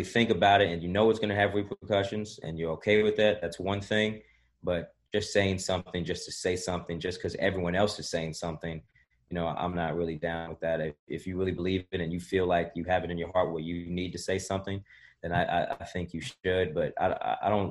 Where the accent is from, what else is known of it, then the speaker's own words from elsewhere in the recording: Cincinnati, Ohio, United States; I'm from Cincinnati, so I knew about NKU when I was growing up